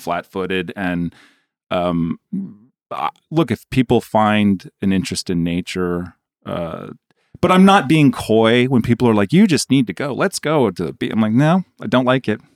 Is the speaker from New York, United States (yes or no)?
yes; New York, United States; as a New Yorker